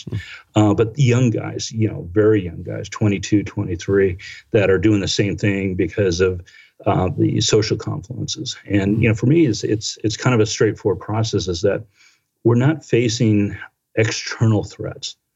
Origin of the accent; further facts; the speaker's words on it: Washington, District of Columbia, United States; I came from Washington D.C. that had a whole different cultural spins on it that I embraced.